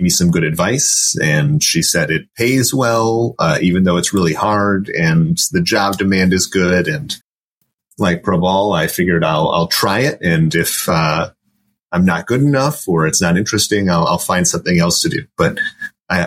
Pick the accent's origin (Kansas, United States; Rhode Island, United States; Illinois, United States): Illinois, United States; Chicago; I grew up in Chicago and I attended Illinois State